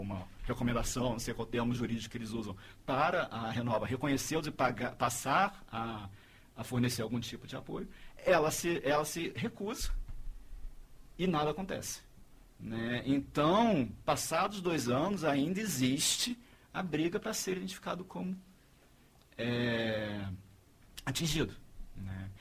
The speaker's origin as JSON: {"language": "Portuguese", "region": "Rio de Janeiro", "country": "Brazil", "said": "Eu sou carioca"}